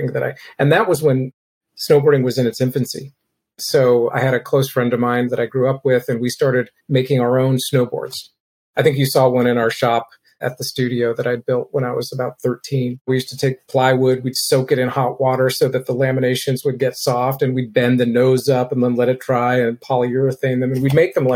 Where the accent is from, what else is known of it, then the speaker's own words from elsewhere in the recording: Berkeley, California, United States; also born or lived in Oakland / San Francisco; when I was growing up in Berkeley